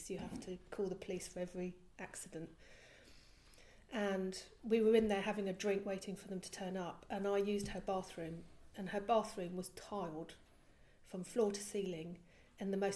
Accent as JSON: {"language": "English", "country": "Belgium", "tie": "born or raised there", "said": "I was about eight and I was living in Belgium. I was brought up in Belgium."}